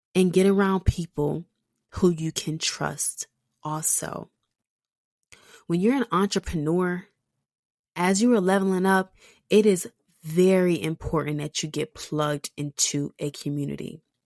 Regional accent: Texas, United States; accent: thick Texas; my Texas accent

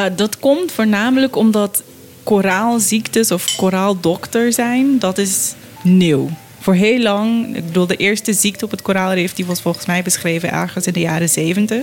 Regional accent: Curaçao; ik ben op Curaçao opgegroeid en ook rond vissers

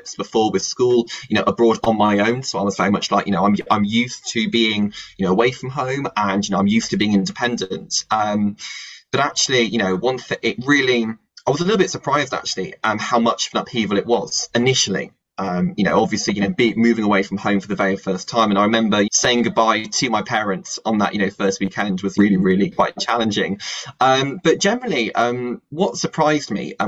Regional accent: Bristol, South West England, United Kingdom; moved away as an adult; also born or lived in Cambridge; now in Madrid, Spain; I come from Bristol

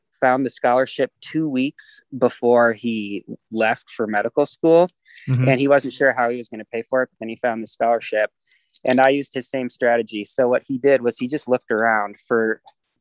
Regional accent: Minneapolis, Minnesota, United States; moved away as an adult; also born or lived in Alaska / Fairbanks, Alaska; now in Idaho, United States; I was born in Minneapolis.

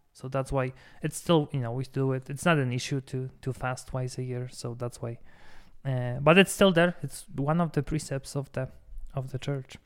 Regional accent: Poland; moved away; in Poland, my home country

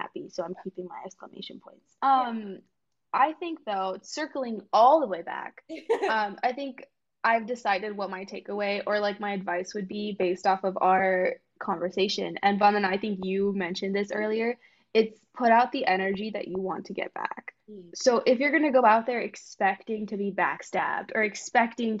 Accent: Bay Area, California, United States; I was from the Bay Area

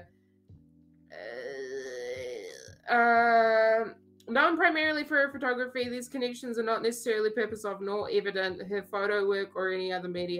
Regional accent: New Zealand; I'm from New Zealand

